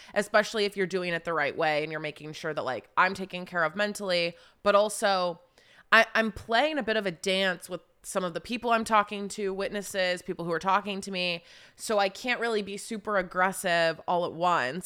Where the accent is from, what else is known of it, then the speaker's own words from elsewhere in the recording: Charleston, West Virginia, United States; also born or lived in Wheeling, West Virginia; I grew up in West Virginia, like, kind of just raised all the way through high school in Charleston, West Virginia.